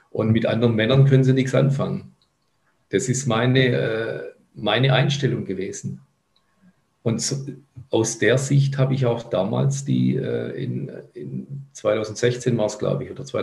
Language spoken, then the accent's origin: German; Cologne, North Rhine-Westphalia, Germany; Ja, in meiner alten Heimat